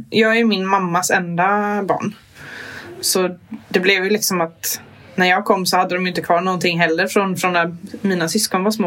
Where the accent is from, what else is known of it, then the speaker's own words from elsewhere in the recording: Kalmar County, Sweden; jag är från Öland